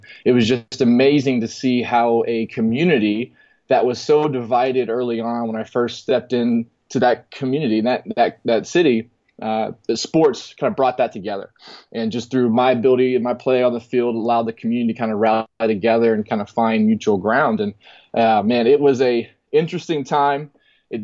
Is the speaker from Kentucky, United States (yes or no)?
no; Texas, United States; And man, growing up in Texas, I couldn't imagine a better place to be able to facilitate that, just with the resources, with the passion, with the the intensity. And you know, growing up, and then I moved around a lot